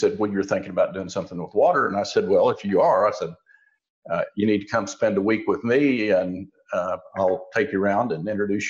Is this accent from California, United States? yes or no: no; Osage County, Oklahoma, United States; I grew up in Osage County in Oklahoma